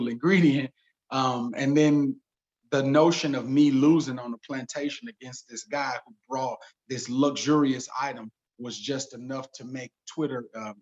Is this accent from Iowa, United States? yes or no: no; St. Louis, Missouri, United States; I'm from St. Louis, and St. Louis is very segregated